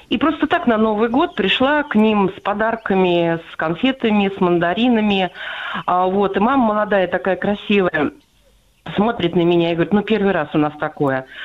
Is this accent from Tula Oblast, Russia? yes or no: yes; Tula, Tula Oblast, Russia; я из Тулы.